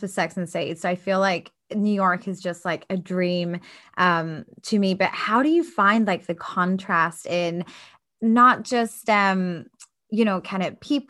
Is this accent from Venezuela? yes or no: no; Scotland, United Kingdom; moved away as an adult; I'm originally from Scotland